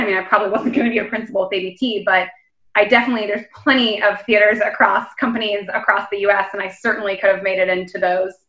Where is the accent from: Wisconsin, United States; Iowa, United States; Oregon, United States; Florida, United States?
Florida, United States; moved away as an adult; also born or lived in New York / Denver; now in London, United Kingdom; I grew up in Florida and I moved to New York for college